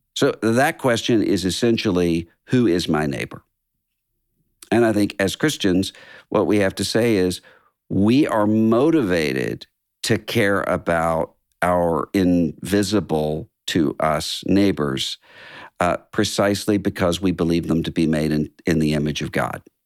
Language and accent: English; Biloxi, Mississippi, United States; moved away; our hometown, uh, Biloxi, Mississippi